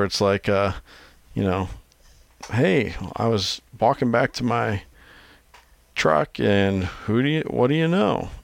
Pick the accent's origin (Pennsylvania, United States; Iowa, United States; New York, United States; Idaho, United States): Iowa, United States; my home state of Iowa